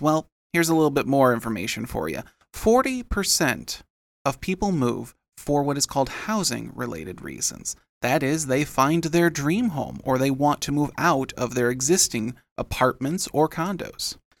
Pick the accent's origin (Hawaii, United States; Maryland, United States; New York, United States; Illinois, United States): Illinois, United States; Rockford; my hometown of Rockford, Illinois